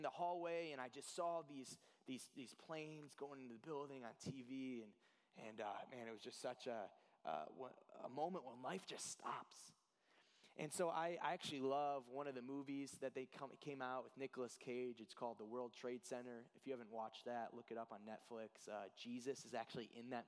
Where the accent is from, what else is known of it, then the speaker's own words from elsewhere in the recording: Cleveland, Ohio, United States; now in Illinois, United States; I'm from Cleveland.